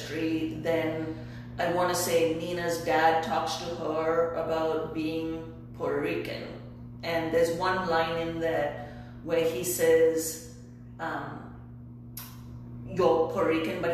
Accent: India; first language English; moved away; I was born and raised in India and I only speak English

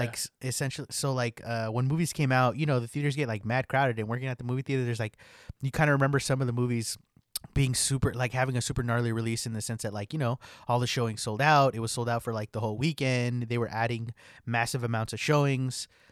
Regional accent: California, United States; growing up in California

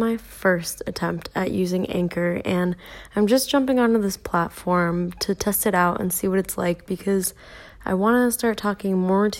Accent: California, United States; I grew up in California, but my dad is Basque, and so I grew up kind of really immersed in Basque culture

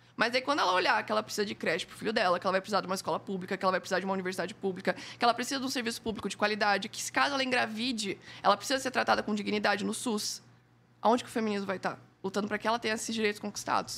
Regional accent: Joinville, Santa Catarina, Brazil; Eu sou de Joinville

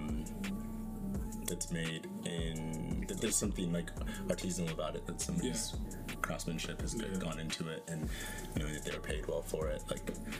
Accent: Northern Idaho, United States; Growing up in Northern Idaho

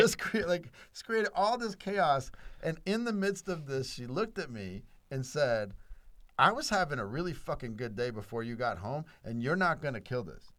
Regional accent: South Louisiana, United States; first language English; I was born in South Louisiana, a white dude Christian who only spoke English

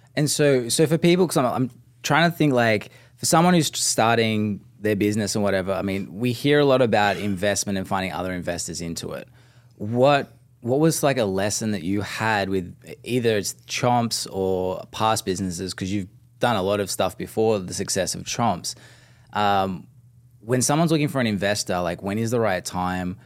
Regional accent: Australia; being Aussie

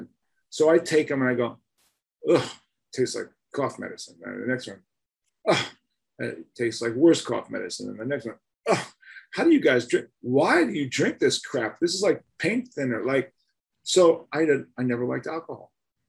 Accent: Newark, New Jersey, United States; And after a while, you know, they found out I was from Newark, New Jersey.

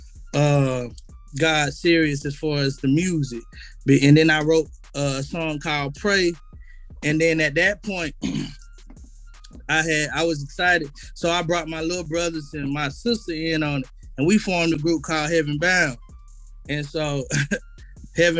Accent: Atlanta, Georgia, United States; I was born East Atlanta, Grady baby, you know what I'm saying? I was pretty much raised on the east side

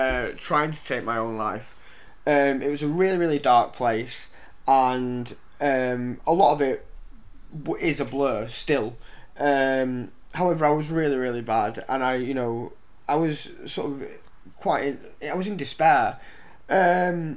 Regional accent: Lytham St Annes, North West England, United Kingdom; I've grew up around here, I grew up in St Anne's

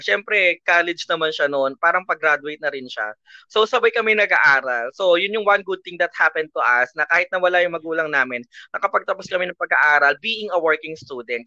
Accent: Muntinlupa, Metro Manila, Philippines; So, I'm from Muntinlupa

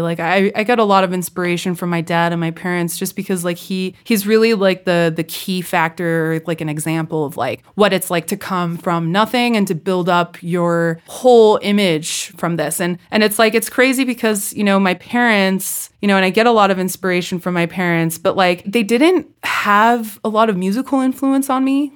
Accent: California, United States; accent: California; moved away; my California accent was so thick at that point

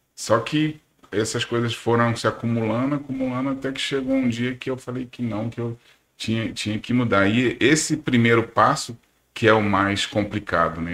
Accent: São Paulo, Brazil; moved away as an adult; also born or lived in Recife; now in Manaus, Brazil; eu nasci em São Paulo, e... mas já moro aqui em Manaus há 26 anos

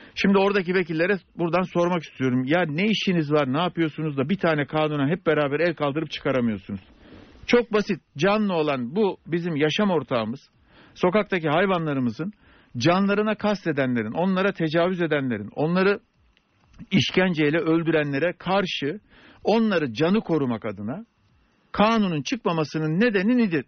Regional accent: Sakarya, Turkey; Ben Sakarya doğumluyum

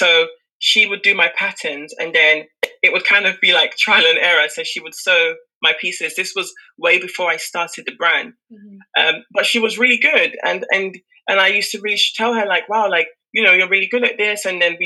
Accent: Nigeria; And that admiration of a Nigerian woman is what I identify with, even as myself as a Nigerian woman.

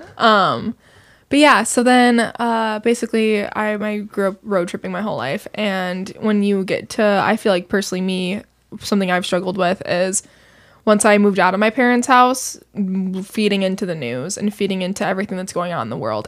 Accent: Naperville, Illinois, United States; I grew up in Naperville

